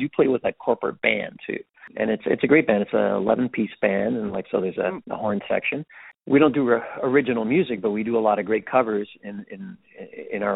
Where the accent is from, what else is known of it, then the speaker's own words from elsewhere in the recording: Ottawa, Ontario, Canada; we're originally from Ottawa